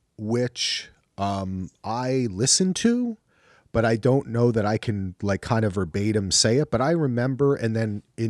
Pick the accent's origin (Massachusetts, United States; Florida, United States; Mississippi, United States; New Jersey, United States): New Jersey, United States; I'm from Jersey.